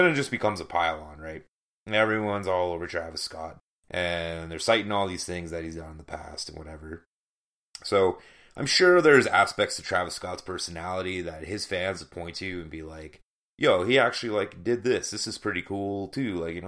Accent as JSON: {"language": "English", "region": "Ontario", "country": "Canada", "tie": "born or raised there", "said": "that we had to us growing up in Ontario."}